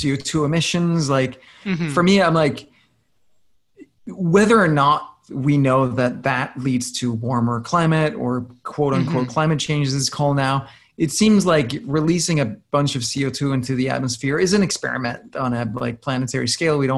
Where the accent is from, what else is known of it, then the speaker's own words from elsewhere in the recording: Denmark; English is a second language; moved away; I'm from Denmark